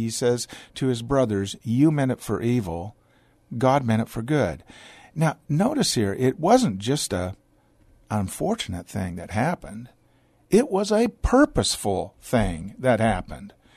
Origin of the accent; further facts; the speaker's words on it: Portland, Oregon, United States; moved away as an adult; now in Texas, United States; born in the Pacific Northwest in Portland, Oregon. Uh, my father was not, strictly speaking, a, a pastor, but he taught Bible college in Portland. I was raised in a large family.